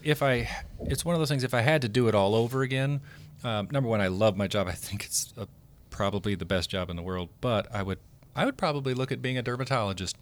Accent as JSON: {"language": "English", "region": "Oklahoma", "country": "United States", "moved": "yes", "said": "I'm from Oklahoma"}